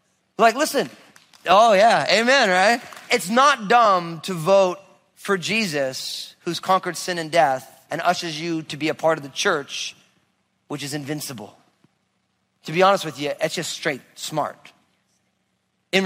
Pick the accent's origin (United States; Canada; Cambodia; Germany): United States; also born or lived in Southern Oregon; now in Washington, United States; I grew up outside of New York